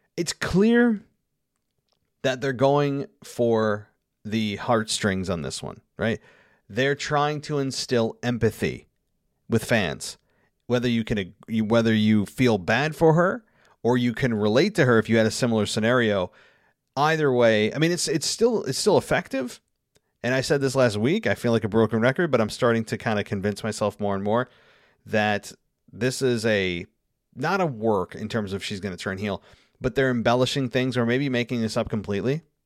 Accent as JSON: {"language": "English", "town": "Albany", "region": "New York", "country": "United States", "tie": "born or raised there"}